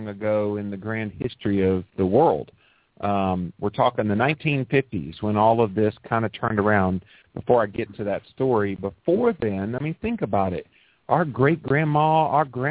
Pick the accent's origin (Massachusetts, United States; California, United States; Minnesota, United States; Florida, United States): Florida, United States; Pensacola; moved away; I grew up in Pensacola